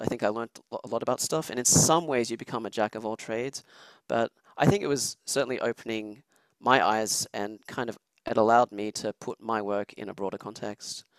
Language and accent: English; Sydney, New South Wales, Australia; moved away as an adult; also born or lived in Switzerland; now in Texas, United States; I'm originally actually from Switzerland, which is where I was when I was a child. But yeah, I grew up in Australia